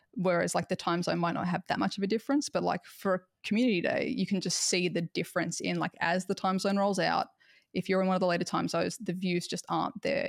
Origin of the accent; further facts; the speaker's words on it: Australia; because of being Australian